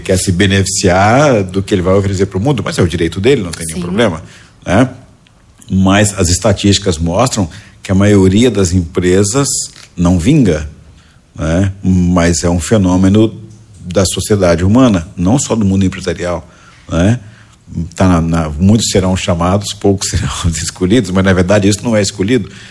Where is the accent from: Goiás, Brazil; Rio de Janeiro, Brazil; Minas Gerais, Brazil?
Goiás, Brazil; now in Santa Catarina, Brazil; eu nasci em Goiás